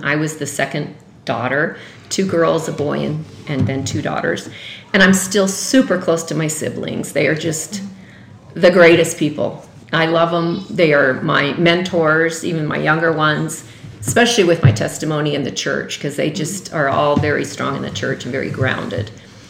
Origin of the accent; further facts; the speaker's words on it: Bountiful, Utah, United States; also born or lived in Salt Lake City, Utah; now in Denver, United States; I grew up in Bountiful, Utah, and like I told you, right down the street from Susie Walker.